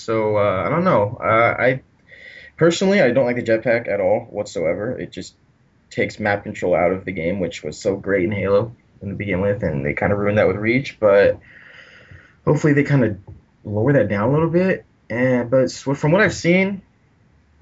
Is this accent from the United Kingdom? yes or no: no; Central California, United States; I am from California, around Central California.